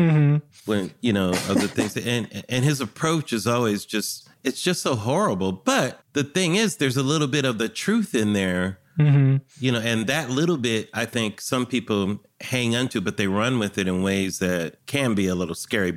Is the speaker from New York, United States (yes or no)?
no; California, United States; I'm from California